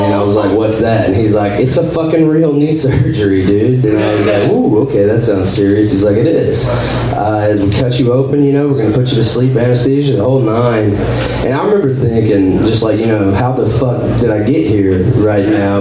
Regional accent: Northeast Texas, United States; moved away as an adult; now in Austin, United States; originally I am from Northeast Texas. Like I was born and raised there

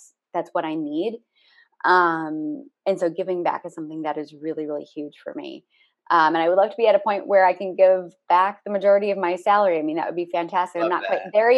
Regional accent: Minneapolis, Minnesota, United States; moved away; also born or lived in Los Angeles; my hometown of Minneapolis in St. Paul

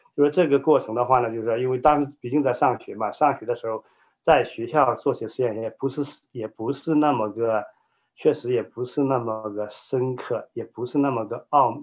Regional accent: China; moved away; 我呢，在中国这个大陆长大，你知道中国大陆的话，以前是社会主义国家，我在一个无神论这样的家庭背景下长大，家中呢，我是老二

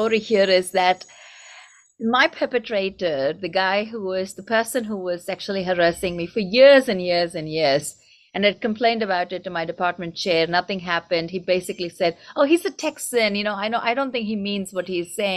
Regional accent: India; first language Tamil; English is a second language; now in United States; I grew up in India

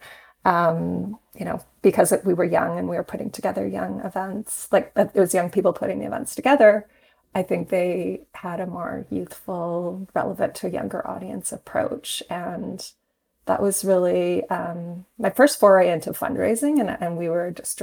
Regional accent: Saskatoon, Saskatchewan, Canada; moved away as an adult; now in Toronto, Canada; I grew up in Saskatoon

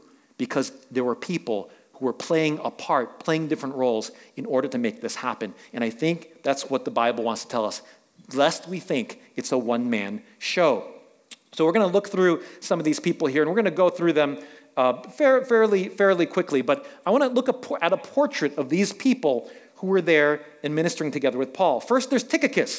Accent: New York City, New York, United States; I grew up in New York City

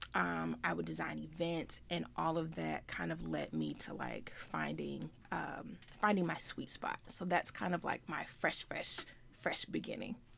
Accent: Richmond, Virginia, United States; I am from the Richmond area

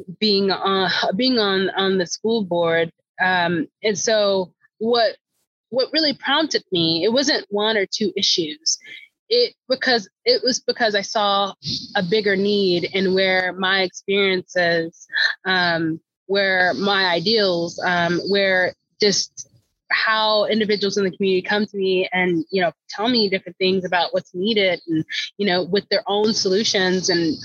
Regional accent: Topeka, Kansas, United States; now in Lawrence, United States; I am originally from Topeka, Kansas. So no, I didn't get too far coming here to Lawrence.

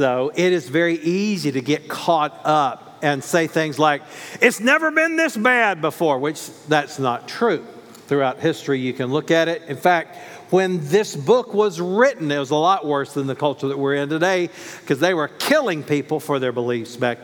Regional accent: North Carolina, United States; I grew up in North Carolina

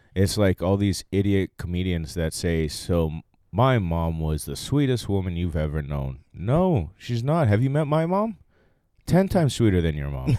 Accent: Maui, Hawaii, United States; also born or lived in Silverton, Oregon; now in Los Angeles, United States; I was born in Silverton, Oregon, raised in Maui, Hawaii all my life

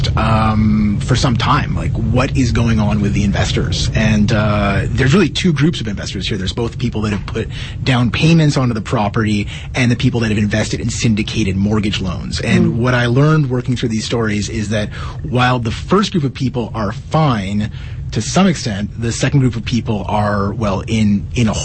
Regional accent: Ottawa, Ontario, Canada; now in Regina, Canada; my hometown, Ottawa

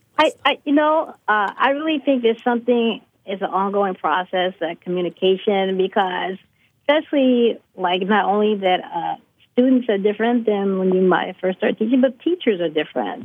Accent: Chicago, Illinois, United States; as someone growing up in Chicago

